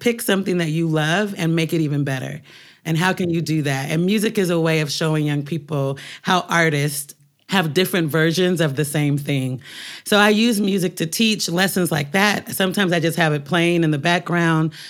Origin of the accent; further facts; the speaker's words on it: Portland, Oregon, United States; moved away as an adult; now in New York, United States; growing up in Portland